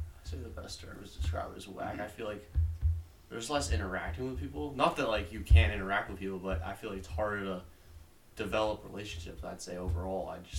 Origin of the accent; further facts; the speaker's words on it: Plymouth, Massachusetts, United States; I'm from Plymouth, Massachusetts.